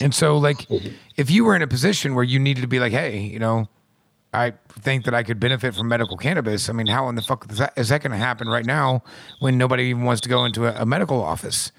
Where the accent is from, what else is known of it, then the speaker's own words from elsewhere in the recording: Midwest, United States; I'm from the Midwest